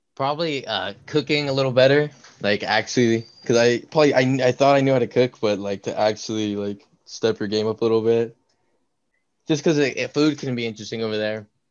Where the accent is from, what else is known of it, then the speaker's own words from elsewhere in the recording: Turlock, California, United States; I'm from Turlock